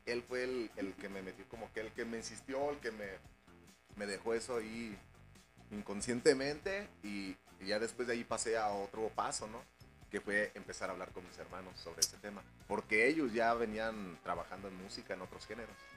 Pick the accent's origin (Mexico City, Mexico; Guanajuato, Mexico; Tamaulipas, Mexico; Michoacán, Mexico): Guanajuato, Mexico; León; Todos los integrantes somos de León, nacimos aquí en, León Guanajuato.